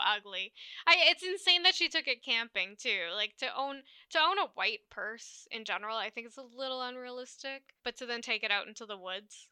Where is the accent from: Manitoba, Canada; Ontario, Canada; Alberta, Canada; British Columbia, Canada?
Alberta, Canada; we're from Alberta